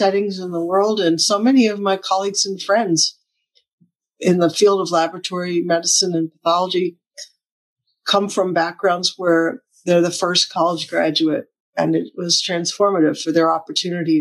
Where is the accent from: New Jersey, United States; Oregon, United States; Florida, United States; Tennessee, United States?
Tennessee, United States; Oak Ridge; also born or lived in Michigan / Japan; I grew up in East Tennessee, in an area. I was born in Michigan, but my family moved to Tennessee when I was 1 year old.